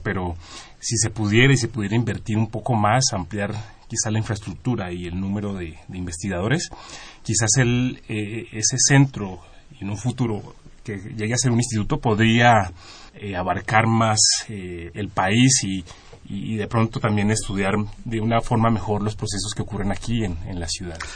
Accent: Colombia; moved away as an adult; now in Mexico; Yo soy de Colombia

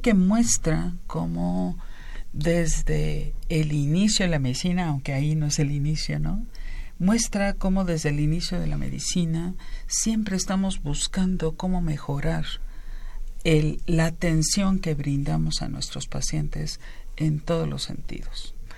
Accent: Mexico; somos mexicanos

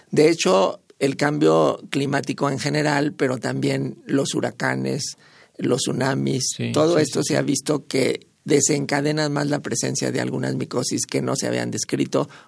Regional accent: Guanajuato, Mexico; yo soy, por cierto, de Guanajuato

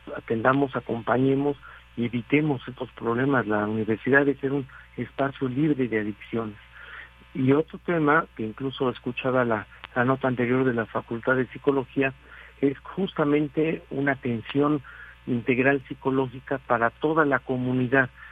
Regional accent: Mexico

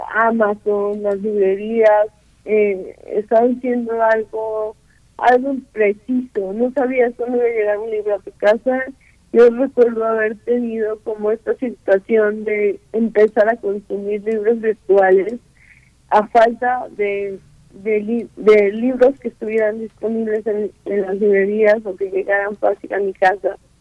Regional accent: Guerrero, Mexico; yo soy de Guerrero

